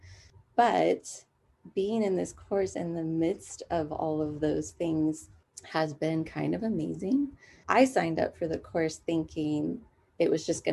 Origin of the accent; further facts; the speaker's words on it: San Dimas, California, United States; I am from San Dimas, which is in Southern California